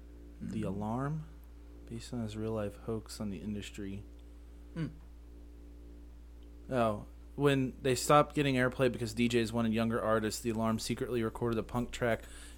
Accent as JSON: {"language": "English", "region": "California", "country": "United States", "said": "Fucking, we're from California."}